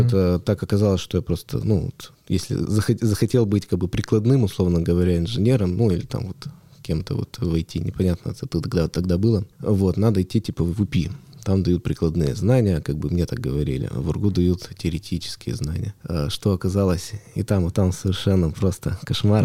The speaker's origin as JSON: {"language": "Russian", "town": "Yekaterinburg", "region": "Sverdlovsk Oblast", "country": "Russia", "tie": "born or raised there", "said": "Я родился в Екатеринбурге, ну, тогда я еще в Свердловске, вырос в Свердловске."}